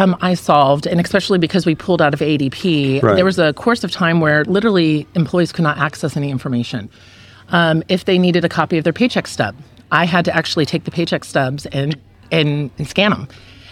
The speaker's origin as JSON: {"language": "English", "region": "California", "country": "United States", "also_born_or_lived": "Tennessee", "lives_now": "Alaska, United States", "said": "Originally, I'm actually from California, over the course of my lifetime, I've moved from Tennessee and then eventually found myself in Alaska."}